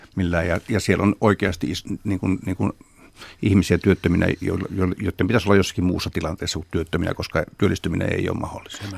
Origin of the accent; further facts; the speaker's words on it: Lahti, Päijät-Häme, Finland; itse tulen Lahdesta